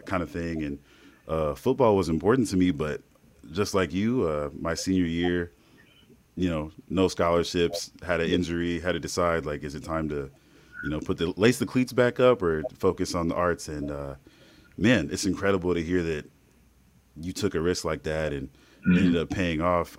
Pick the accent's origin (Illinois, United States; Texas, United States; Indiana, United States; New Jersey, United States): Indiana, United States; we're from Indiana, uh, Midwest through and through